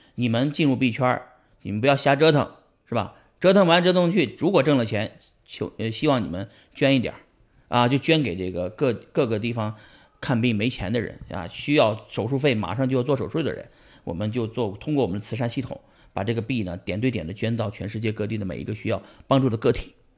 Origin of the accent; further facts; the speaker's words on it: Pingyao, Shanxi, China; moved away as an adult; now in United States; 我还是要回山西老家，埋在山西老家，所以我也会埋回平遥啊。那是我，我来自于山西